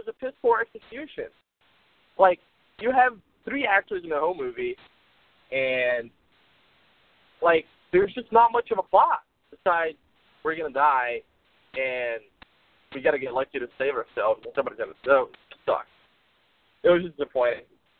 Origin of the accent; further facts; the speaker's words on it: Brazil; besides the fact that I'm from Brazil and that I will forever hate Germany.